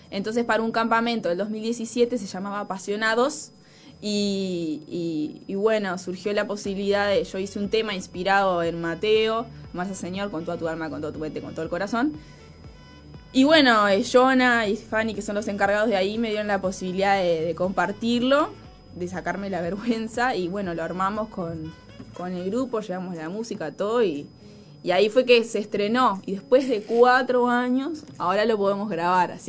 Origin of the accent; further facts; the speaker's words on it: Montevideo, Uruguay; tengo 24, soy de acá de Uruguay, de Montevideo. bueno, soy cristiana, aparte de que mis padres son pastores.